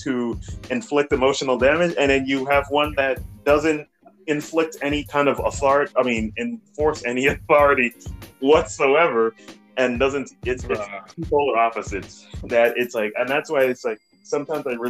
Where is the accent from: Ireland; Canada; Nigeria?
Nigeria; growing up in Nigeria